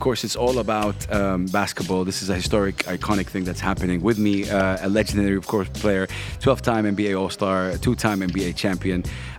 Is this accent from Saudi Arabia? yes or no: yes; Saudi Arabia; I'm from Saudi Arabia.